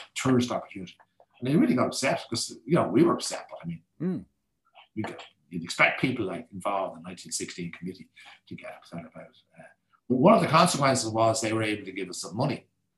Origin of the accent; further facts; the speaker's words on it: Ireland; we are Irish.